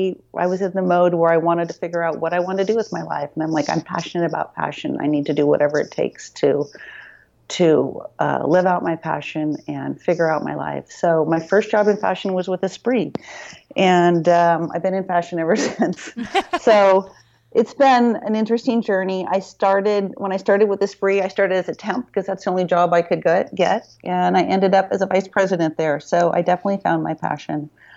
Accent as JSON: {"language": "English", "region": "Midwest", "country": "United States", "tie": "born or raised there", "moved": "as an adult", "lives_now": "San Francisco, United States", "said": "I grew up in the Midwest."}